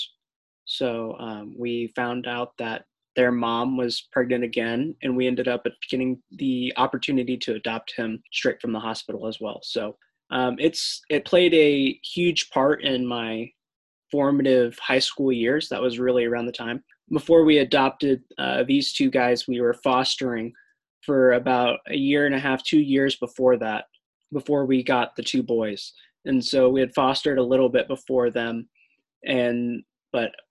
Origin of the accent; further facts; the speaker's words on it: Kansas City, United States; moved away as an adult; now in Springfield, United States; I'm living in Springfield, but I'm originally from Kansas City, so I'm pretty much a Midwesterner through and through